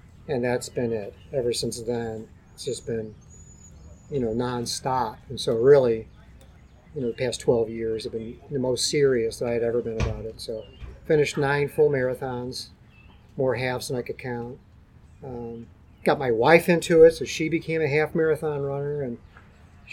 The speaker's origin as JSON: {"language": "English", "town": "St. Louis", "region": "Missouri", "country": "United States", "tie": "born or raised there", "said": "I grew up in South St. Louis"}